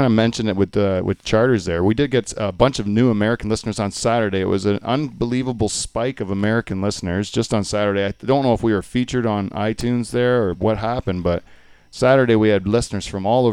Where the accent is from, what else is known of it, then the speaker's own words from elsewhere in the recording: Canada; as a Canadian